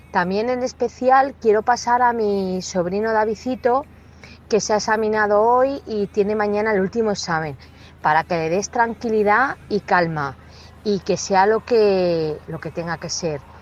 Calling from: Toledo, Castilla-La Mancha, Spain; Hola, buenas tardes. … … de Toledo.

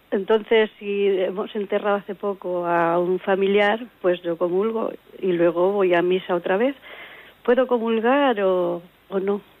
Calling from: Ciudad Real, Castilla-La Mancha, Spain; Mire, soy de Ciudad Real

